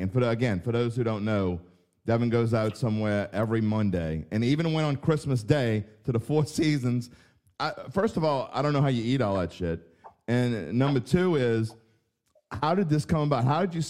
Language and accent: English; West Bank, Louisiana, United States; I'm from the West Bank. I'm from the West Bank.